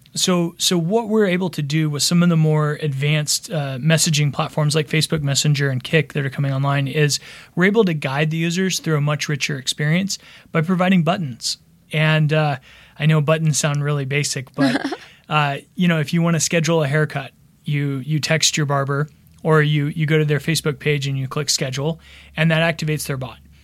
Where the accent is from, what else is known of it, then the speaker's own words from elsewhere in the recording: Texas, United States; moved away as an adult; also born or lived in Austin / Dallas; now in Los Angeles, United States; originally I'm from Texas, from Austin and Dallas